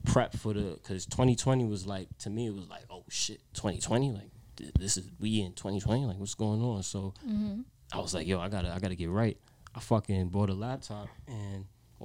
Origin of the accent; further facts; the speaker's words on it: New York City, New York, United States; I grew up in Brooklyn. You know, I'm from New York.